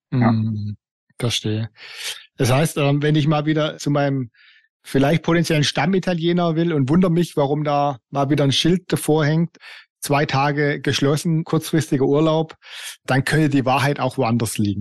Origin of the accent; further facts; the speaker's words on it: Black Forest, Baden-Württemberg, Germany; Ich bin ja im Hotel aufgewachsen, wir hatten ein Hotel im Schwarzwald